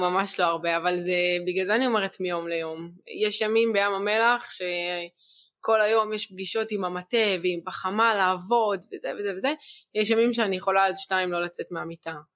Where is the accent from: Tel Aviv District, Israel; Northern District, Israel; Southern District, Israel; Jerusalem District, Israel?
Southern District, Israel; Be'eri; also born or lived in Dead Sea; אחת שנולדה בבארי, אני כל החיים שלי גדלתי בבארי, אני לא מכירה שום מקום אחר